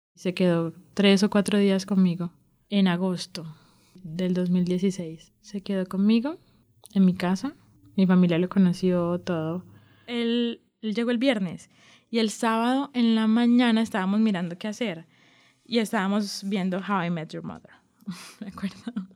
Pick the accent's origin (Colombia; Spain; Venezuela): Colombia; Barranquilla, Atlántico; now in Medellín, Colombia; soy de Barranquilla, vivo en Medellín hace 12 años aproximadamente